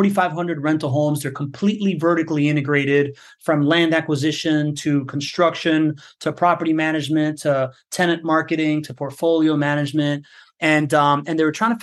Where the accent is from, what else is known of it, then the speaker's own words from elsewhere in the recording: Miami, Florida, United States; moved away as an adult; now in Jacksonville, United States; I grew up in Miami